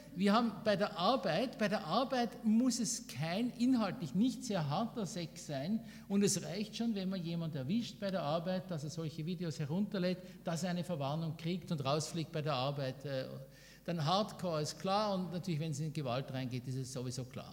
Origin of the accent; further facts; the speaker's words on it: Switzerland; bei uns in der Schweiz